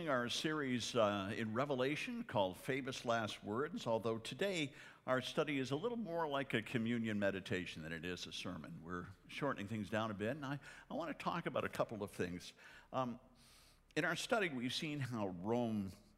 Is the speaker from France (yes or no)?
no; Canada; moved away; I'm Canadian